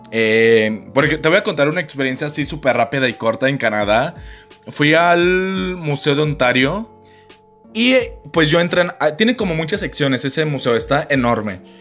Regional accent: Mexico; Uno como mexicano

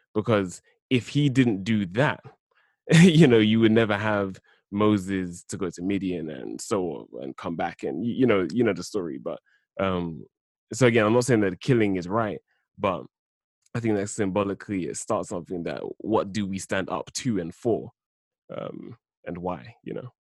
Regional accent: London, United Kingdom; born and raised in South London

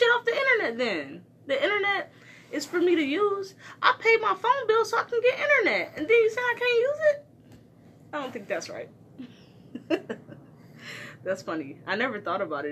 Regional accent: Detroit, Michigan, United States; I'm from Detroit

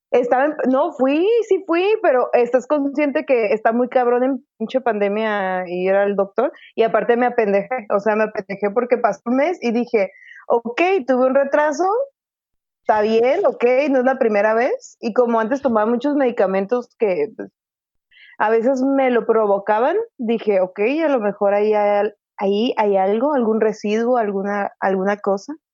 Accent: Mexico; son mexicanos, somos mexicanos

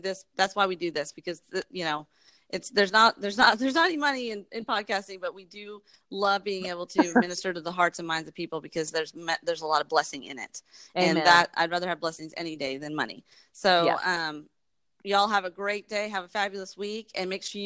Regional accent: Texas, United States; also born or lived in New York / Germantown, Tennessee; we moved to Texas

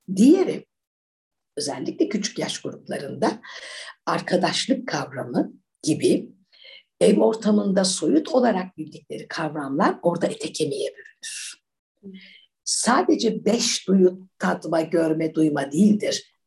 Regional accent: Ankara, Turkey; also born or lived in United Kingdom / United States; Ben e, Ankara'da okudum hep çocukluğum. Her şey Ankara'da geçti. Ben Ankaralıyım.

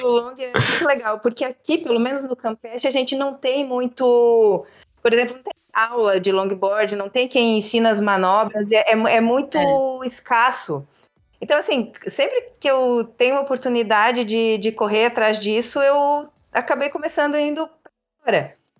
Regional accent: interior of Santa Catarina, Brazil; also born or lived in Joinville; now in Florianópolis, Brazil; eu sou do interior do estado de Santa Catarina

